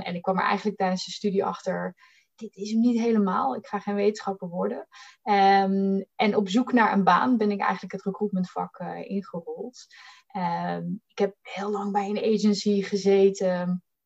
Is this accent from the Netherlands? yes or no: yes; Bollenstreek, South Holland, Netherlands; moved away as an adult; now in Amsterdam, Netherlands; ik kom uit de Boddenstreek. heel erg Hollands opgegroeid tussen de tulpenvelden